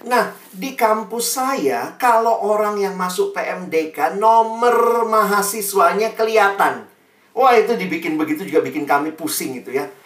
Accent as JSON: {"language": "Indonesian", "town": "Makassar", "region": "South Sulawesi", "country": "Indonesia", "said": "saya ini anak daerah ya, teman-teman saya itu ke Jakarta kuliah di UI, dulu dari dari Makassar."}